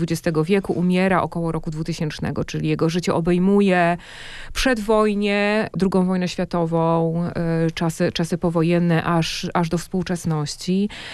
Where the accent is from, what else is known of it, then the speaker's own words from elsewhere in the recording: Masovian Voivodeship, Poland; Ja już wychowałam się na Mazowszu, ale tam są moje korzenie